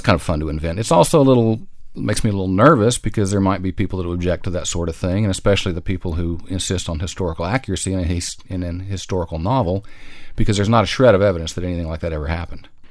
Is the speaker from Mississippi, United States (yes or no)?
no; Texas, United States; as a person growing up in Texas, I took fourth grade and seventh grade Texas history